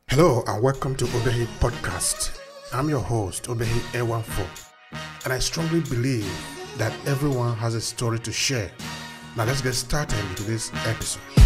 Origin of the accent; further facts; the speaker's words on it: Nigeria; we are both from Nigeria